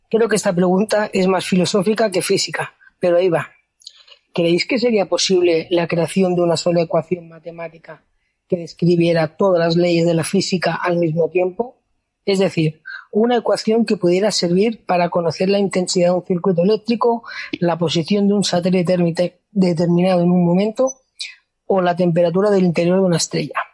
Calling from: Barcelona, Catalonia, Spain; Me presento … de Barcelona.

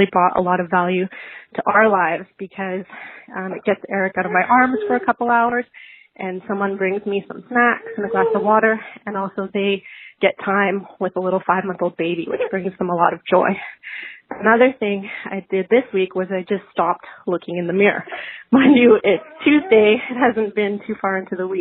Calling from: Vancouver, British Columbia, Canada; I'm calling from Vancouver, British Columbia, Canada.

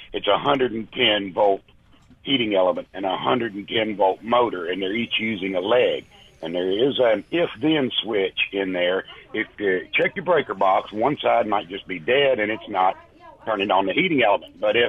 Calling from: Ingomar, United States

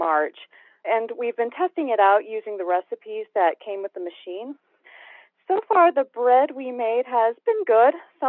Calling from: Gilbert, Arizona, United States; I am calling from Gilbert, Arizona.

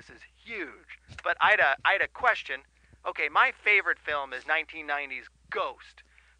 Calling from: Pasadena, California, United States; I'm calling from Pasadena, California.

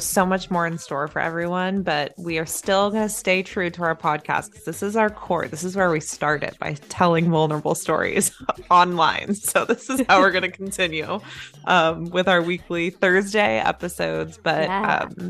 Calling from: Los Angeles, California, United States; calling in from L.A.

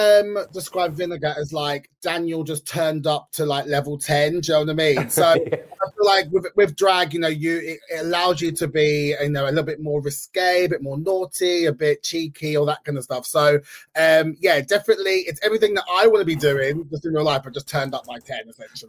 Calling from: London, United Kingdom; I am calling from North London.

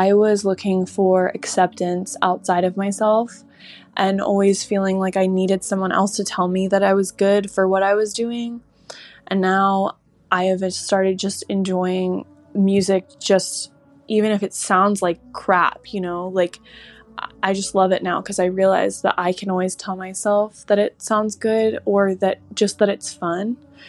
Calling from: Houston, Texas, United States; Hey, Molly. It's … I'm 20 and I'm from Houston.

